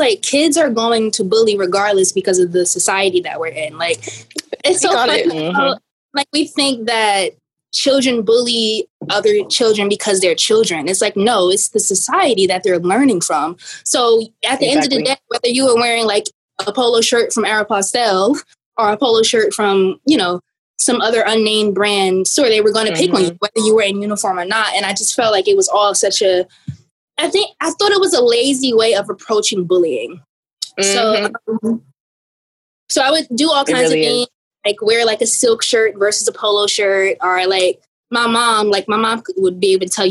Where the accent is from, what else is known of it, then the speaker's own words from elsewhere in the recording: East Orange, New Jersey, United States; I'm from East Orange, New Jersey